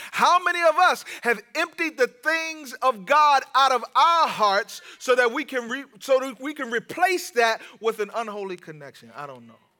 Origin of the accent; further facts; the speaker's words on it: Washington, District of Columbia, United States; I'm from Washington, D C.